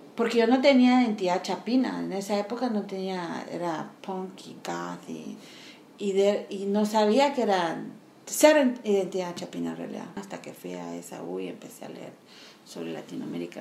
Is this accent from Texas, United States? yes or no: no; New York, United States; also born or lived in Guatemala; yo soy materia prima guatemalteca, pero diseñada en Nueva York.